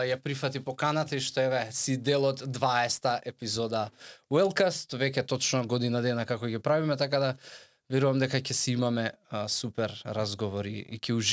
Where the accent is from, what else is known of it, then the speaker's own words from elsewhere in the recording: Skopje, Skopje Statistical Region, North Macedonia; born there; also born or lived in Veles; пола сум од Струмица, по татко, по мајка Кавадарци, роден у Скопје, а, по само пределба Велешанец